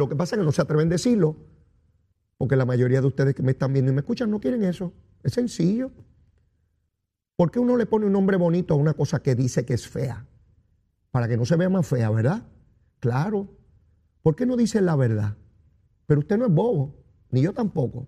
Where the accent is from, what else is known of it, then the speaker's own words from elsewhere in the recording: San Juan, Puerto Rico; Soy orgulloso de ser puertorriqueño, de vivir en esta isla